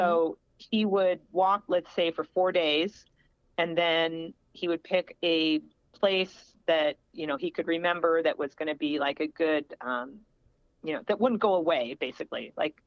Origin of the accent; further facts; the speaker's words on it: Springfield, Illinois, United States; that's where I grew up in Illinois, Springfield, Illinois